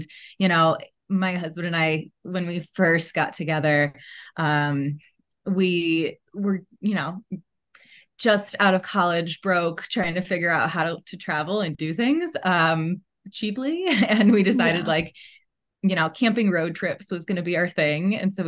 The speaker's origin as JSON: {"language": "English", "region": "Midwest", "country": "United States", "tie": "born or raised there", "also_born_or_lived": "Chicago", "said": "I grew up in the Midwest, though, and I lived in Chicago for a decade prior to moving here with my family. So Midwesterner pretty much through and through"}